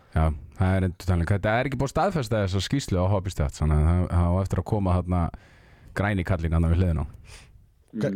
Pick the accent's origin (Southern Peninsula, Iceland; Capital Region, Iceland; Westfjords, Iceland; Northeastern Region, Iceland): Northeastern Region, Iceland; Akureyri; moved away; ég er frá Akureyri og æfði handbólta og ég fer fyrir göng með rútu á túneringu sem lítið barn